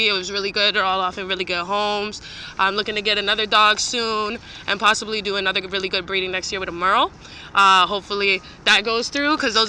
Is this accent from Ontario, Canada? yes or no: yes; Toronto, Ontario, Canada; moved away as an adult; now in New York, United States; I'm 25 years old. I am a lady. I'm born and raised in Toronto, but right now we out here in New York.